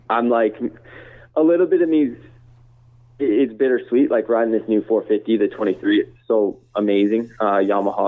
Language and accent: English; Canada; me being from Canada